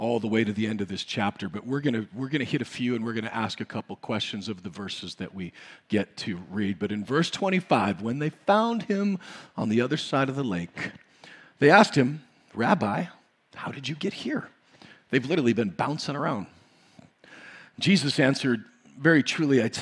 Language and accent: English; United States; we grew up in the United States of America